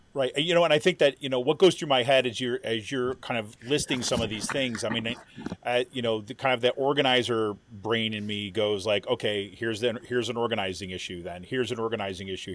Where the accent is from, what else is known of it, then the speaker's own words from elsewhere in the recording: Utica, New York, United States; also born or lived in Southwest Ohio / Washington, D.C.; now in Pennsylvania, United States; I grew up in kind of like central New York and Utica, New York